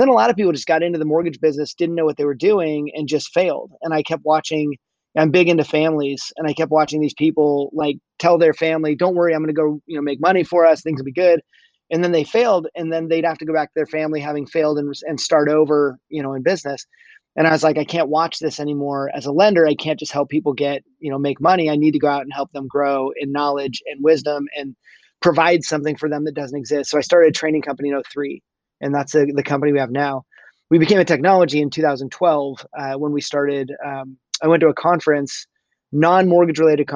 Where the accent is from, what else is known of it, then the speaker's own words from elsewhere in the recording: California, United States; also born or lived in Colorado; I grew up in California